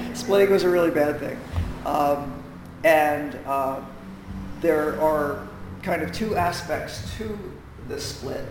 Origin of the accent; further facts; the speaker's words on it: Willingboro, New Jersey, United States; also born or lived in Philadelphia; now in Atlantic County, United States; I grew up in Willingboro